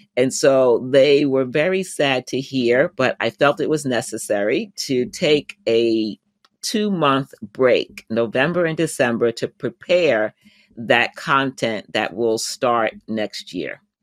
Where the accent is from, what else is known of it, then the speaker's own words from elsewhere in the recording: United States; my home country, the U.S.